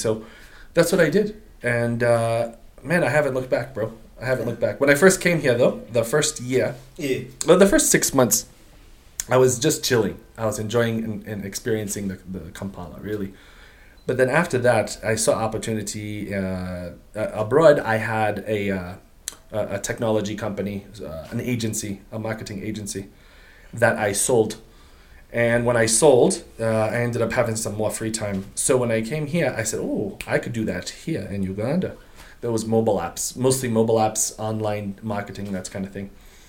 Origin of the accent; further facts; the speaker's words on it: Portugal; English is a second language; also born or lived in United States; I'm a Portuguese. I'm Portuguese, but I'm not related to Ronaldo.